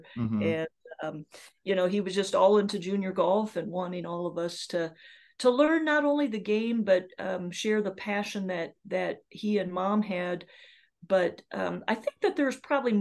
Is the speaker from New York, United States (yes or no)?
no; Iowa, United States; being born and raised in Iowa